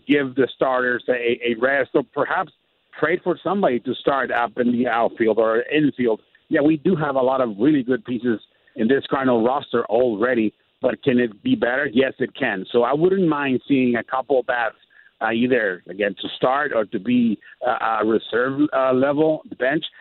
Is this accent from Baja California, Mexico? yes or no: yes; Tijuana, Baja California, Mexico; I'm actually in Tijuana, Mexico, my hometown